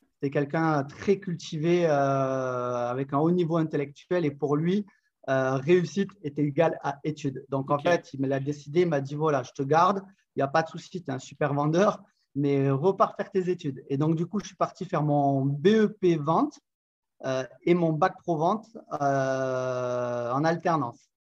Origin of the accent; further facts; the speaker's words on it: south of France, France; accent: accent chantant (southern French); now in Montpellier, France; j'habite dans la belle ville de Montpellier dans le sud de la France.